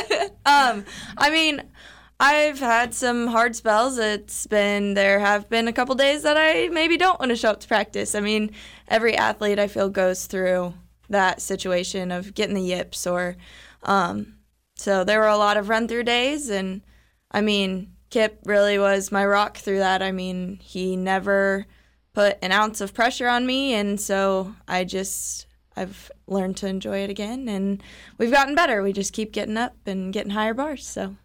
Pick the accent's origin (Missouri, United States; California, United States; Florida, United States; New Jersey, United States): Missouri, United States; Odessa; I grew up in Odessa